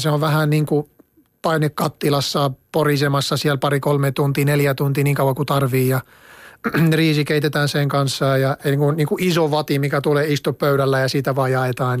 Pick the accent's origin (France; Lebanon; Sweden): Lebanon; Finnish is a second language; moved away as an adult; now in Finland; maitotuotteita meillä päin syödään niin kuin juustoina ja, ja jogurttina ja kaikki sellaista, mutta ei niin usein ruoanlaitossa